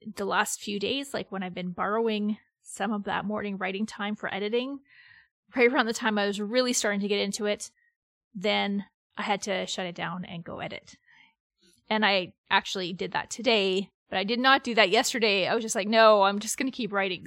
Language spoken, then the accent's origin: English; Canada; I'm Canadian